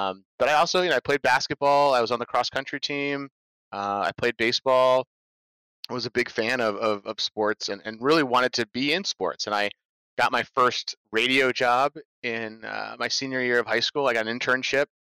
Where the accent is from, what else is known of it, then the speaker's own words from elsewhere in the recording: Norwich, Vermont, United States; my hometown of Norwich, Vermont